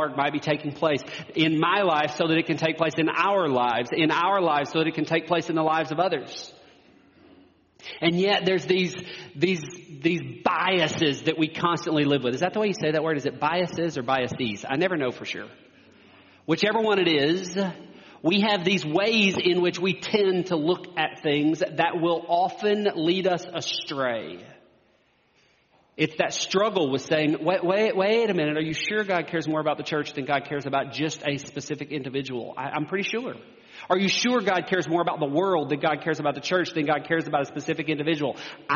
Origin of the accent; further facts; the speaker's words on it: United States; as American Christians